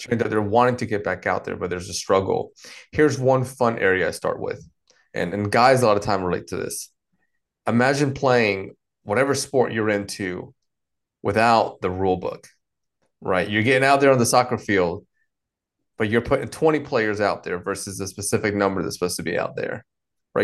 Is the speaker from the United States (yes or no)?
yes; North Carolina, United States; also born or lived in Dominican Republic; I've been here in the States, uh, in particular North Carolina, um, the, the majority of my life, all the way from, uh, mid-childhood through adulthood.